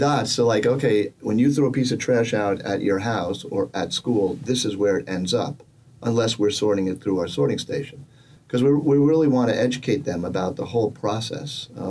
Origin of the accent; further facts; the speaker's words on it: just outside New York City, United States; now in Rhode Island, United States; I grew up just outside New York City, and I've composted my entire life.